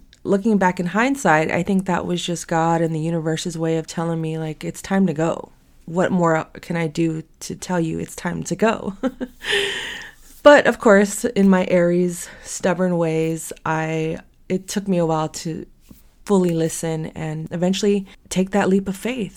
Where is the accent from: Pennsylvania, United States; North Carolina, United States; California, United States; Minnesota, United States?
California, United States; San Francisco; born and raised in San Francisco, still fortunate to live here